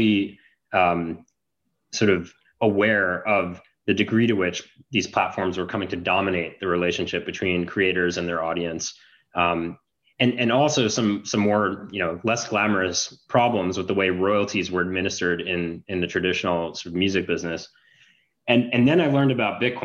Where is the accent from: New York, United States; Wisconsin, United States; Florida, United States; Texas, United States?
New York, United States; Long Island; moved away as an adult; also born or lived in Canada; I grew up in New York, went to high school on Long Island, went to college in Canada